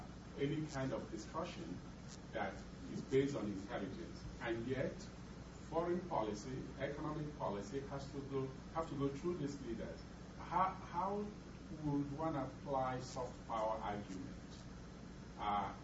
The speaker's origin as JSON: {"language": "English", "country": "Nigeria", "said": "I'm from Nigeria."}